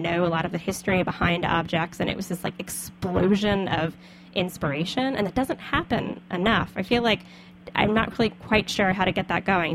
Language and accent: English; the South, United States; moved away; also born or lived in Brooklyn; As a Southerner